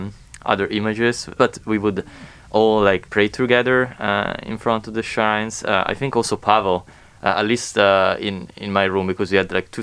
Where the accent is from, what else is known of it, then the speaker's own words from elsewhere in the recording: Italy; moved away; I'm from Italy